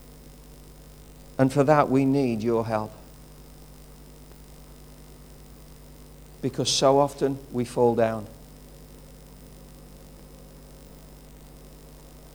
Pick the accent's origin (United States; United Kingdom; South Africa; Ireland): United Kingdom; Wolverhampton, West Midlands; I'm from Wolverhampton. It just happens that way. It's a place of birth